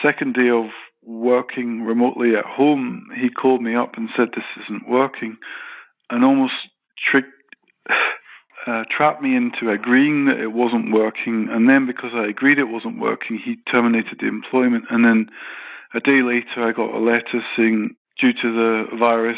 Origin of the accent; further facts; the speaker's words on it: Glasgow, Scotland, United Kingdom; I'm qualified British Scottish architect